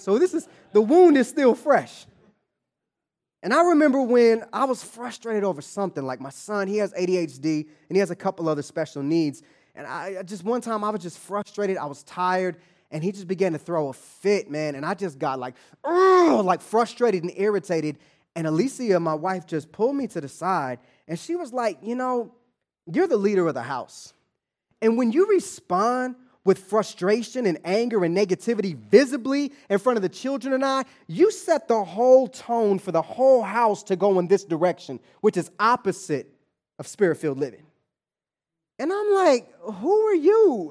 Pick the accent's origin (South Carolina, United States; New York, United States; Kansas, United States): Kansas, United States; Kansas City; moved away as an adult; also born or lived in Atlanta, Georgia; now in Los Angeles, United States; born and raised in Kansas City, grew up in Wyandotte County